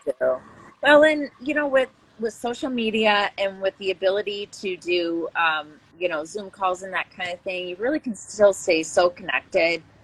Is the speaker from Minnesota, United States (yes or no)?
yes; Brainerd, Minnesota, United States; I'm from the Brainerd Lakes area, which is about two hours north of Minneapolis